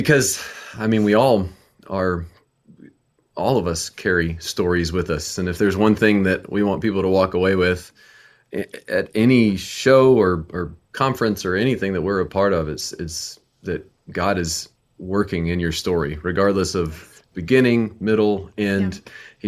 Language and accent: English; Nashville, Tennessee, United States; we're from Nashville, Tennessee